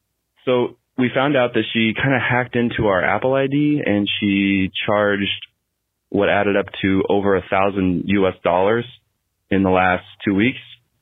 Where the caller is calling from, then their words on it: Riyadh, Riyadh Province, Saudi Arabia; My wife and I here, we're calling you from Riyadh, Saudi Arabia.